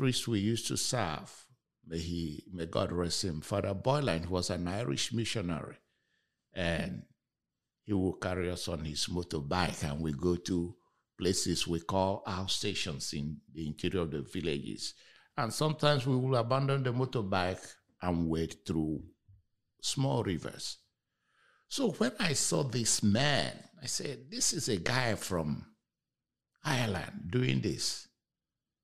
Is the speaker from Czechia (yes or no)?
no; Nigeria; now in Houston, United States; I'm also originally from Nigeria.